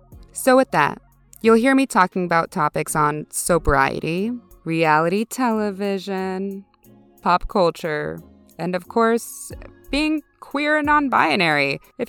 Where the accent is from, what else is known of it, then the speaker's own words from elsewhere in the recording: Texas, United States; also born or lived in Minnesota; now in Minneapolis, United States; I'm a Latine queer living in the Twin Cities in Minnesota. But I'm originally from Texas, but like also from a small town in Minnesota.